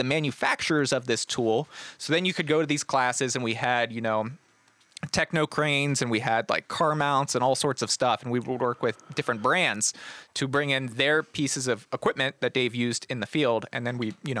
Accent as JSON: {"language": "English", "town": "Columbus", "region": "Ohio", "country": "United States", "said": "No, yeah. Columbus."}